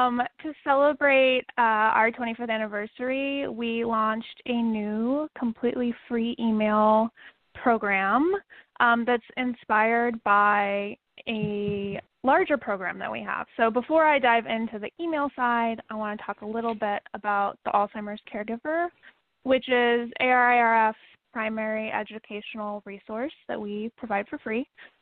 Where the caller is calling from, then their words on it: New York City, New York, United States; I'm calling in from New York City.